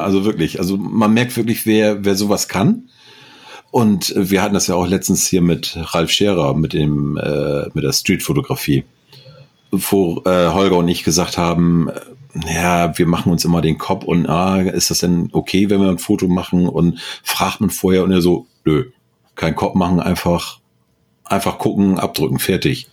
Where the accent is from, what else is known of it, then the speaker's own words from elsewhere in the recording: Northern Germany, Germany; als Norddeutscher